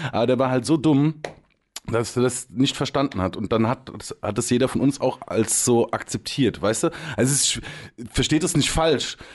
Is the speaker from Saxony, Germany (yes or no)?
no; Hesse, Germany; Also da, da wo ich herkomme, das ist im Rhein-Main-Gebiet, äh, ist ein kleines Kaff vor Darmstadt, vor Frankfurt. Diese ganzen Käfer sind aber relativ multikulti.